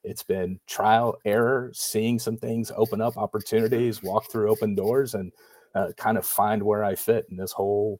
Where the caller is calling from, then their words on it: Dallas, Texas, United States; So I'm tuning in from Dallas, Fort Worth, Texas. My family and I, we've lived here since 2014.